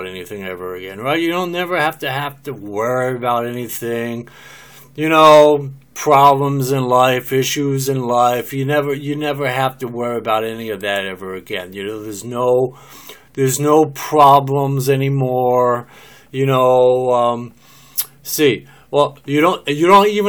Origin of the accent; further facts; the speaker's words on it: New Jersey, United States; also born or lived in Philadelphia, Pennsylvania; now in Oklahoma, United States; I'm from New Jersey, I lived most of my life in New Jersey, I was born in Philadelphia